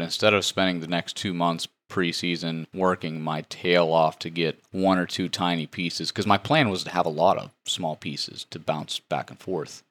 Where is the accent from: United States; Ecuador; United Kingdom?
United States; West Virginia; moved away as an adult; now in Missouri, United States; I come from West Virginia. We don't have ag